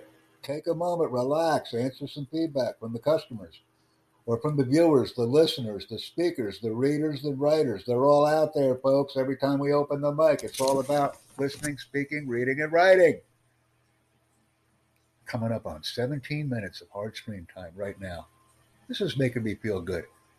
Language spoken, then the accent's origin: English; United States; And of course, I'm from the United States and proud of the fact.